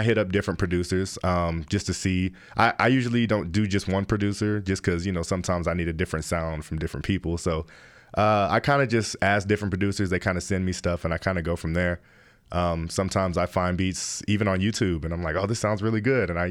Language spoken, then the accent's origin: English; Denver, Colorado, United States; I'm born and raised in Denver, Colorado.